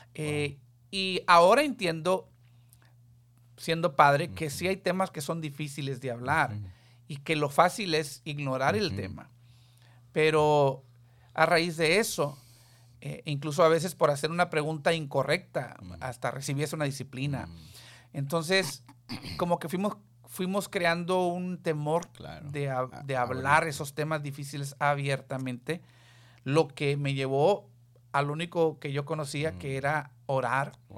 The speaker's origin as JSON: {"language": "Spanish", "region": "Texas", "country": "United States", "tie": "born or raised there", "first_language": "Spanish", "said": "Yo nací ya en Texas"}